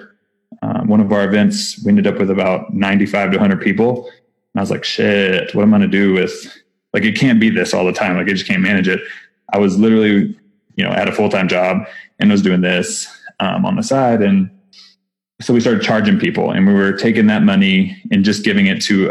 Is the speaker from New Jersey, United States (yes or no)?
no; Texas, United States; accent: Texas; I have my Texas accent again, because I'm still in Texas